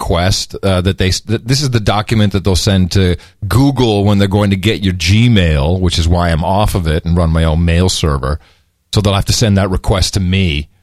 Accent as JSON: {"language": "English", "town": "Amsterdam", "region": "North Holland", "country": "Netherlands", "tie": "born or raised there", "moved": "yes", "said": "When I lived in Amsterdam, I grew up in Amsterdam"}